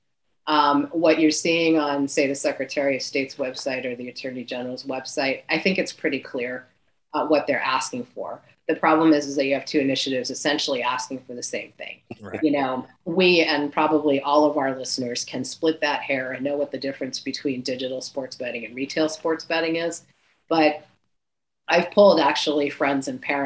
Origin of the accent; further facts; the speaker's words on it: New Hampshire, United States; moved away; I grew up in New Hampshire